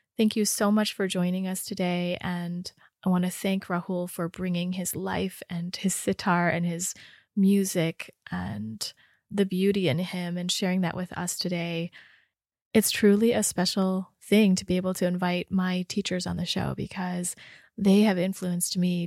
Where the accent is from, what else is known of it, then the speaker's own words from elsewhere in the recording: Rochester, Michigan, United States; I grew up in Rochester